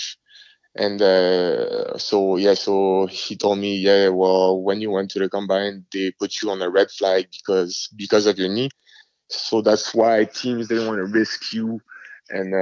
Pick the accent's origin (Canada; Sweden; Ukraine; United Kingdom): Canada; Montreal, Quebec; English is a second language; moved away as an adult; I was a guy from Montreal